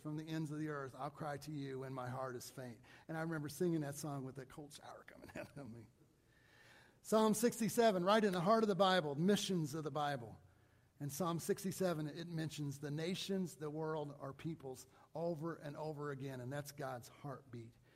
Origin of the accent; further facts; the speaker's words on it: Mount Vernon, United States; a church that I grew up in in Mount Vernon.